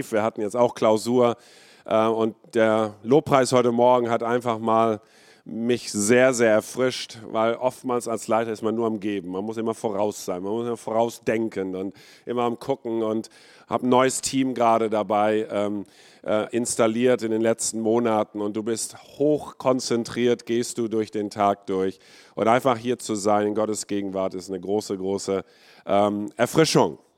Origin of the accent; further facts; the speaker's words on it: India; born there; Ich bin ähm, in Indien geboren vor 53 Jahren ähm, ich bin Kind eines Missionarsehepaar, die dort 23 Jahre äh, lang waren.